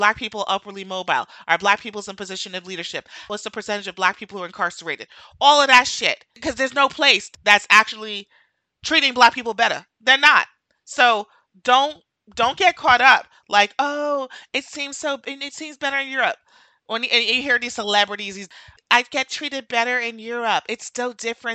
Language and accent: English; Jamaica; now in United States; I'm Jamaican